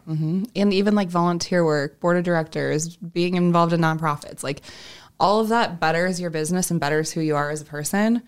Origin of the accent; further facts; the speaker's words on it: Sioux Falls, South Dakota, United States; I am from Sioux Falls and born and raised here